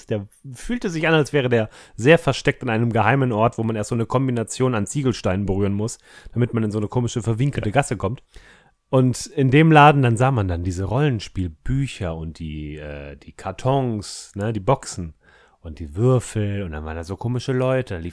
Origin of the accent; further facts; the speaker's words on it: Munich, Bavaria, Germany; ich komme ursprünglich aus München.